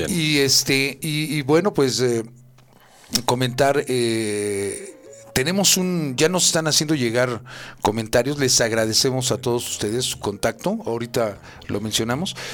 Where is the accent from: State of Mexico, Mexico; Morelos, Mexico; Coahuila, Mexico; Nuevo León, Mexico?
State of Mexico, Mexico; Tlalnepantla; soy de Tlane y los de Tlane así somos